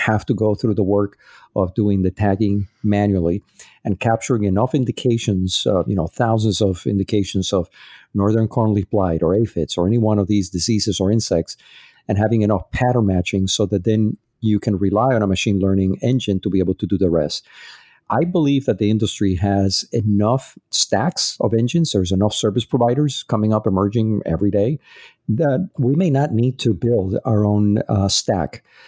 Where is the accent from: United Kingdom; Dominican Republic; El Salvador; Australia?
Dominican Republic; also born or lived in Puerto Rico; I go a lot to my hometown. It's Dominican Republic and Puerto Rico.